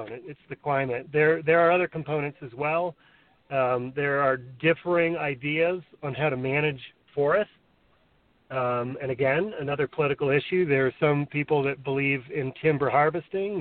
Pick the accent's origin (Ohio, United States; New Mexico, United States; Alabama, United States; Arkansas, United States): New Mexico, United States; Santa Fe; growing up in Santa Fe, like I said, in the 70s and the 80s